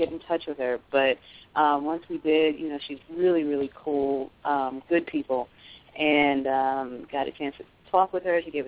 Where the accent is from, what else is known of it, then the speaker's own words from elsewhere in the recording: New York City, New York, United States; moved away as an adult; now in Georgia, United States; I was born and raised in New York